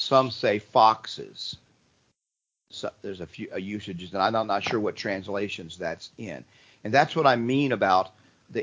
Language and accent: English; Cincinnati, Ohio, United States; now in Florida, United States; I grew up in Cincinnati in a German family